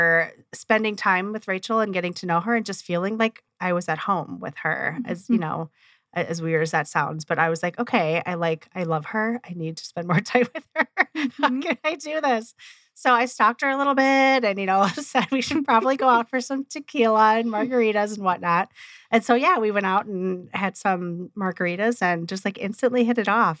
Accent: Wisconsin, United States; moved away as an adult; now in Arizona, United States; born and raised in Wisconsin, moved to Arizona in 2010

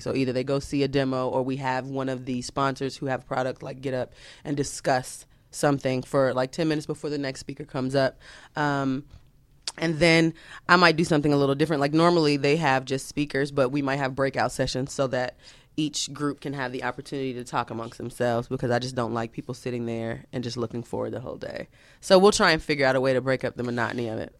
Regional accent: Atlanta, Georgia, United States; I'm from Atlanta.

